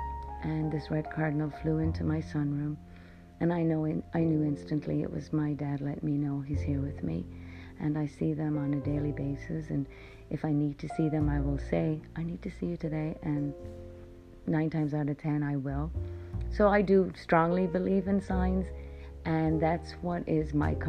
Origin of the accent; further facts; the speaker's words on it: Ireland; moved away as an adult; now in United States; I grew up in Ireland